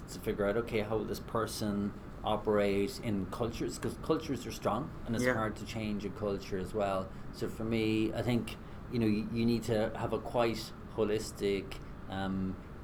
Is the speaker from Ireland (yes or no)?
yes; west of Ireland, Ireland; from the west of Ireland. Both my parents were teachers, and growing up in Ireland in the 80s